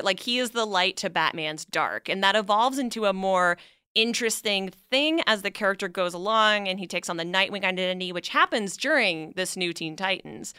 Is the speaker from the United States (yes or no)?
no; Canada; moved away; I'm originally from Canada